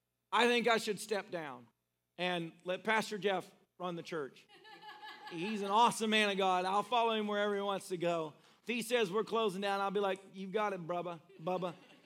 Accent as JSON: {"language": "English", "country": "Philippines", "said": "I'm from the Philippines, so I don't know what's going to happen from here."}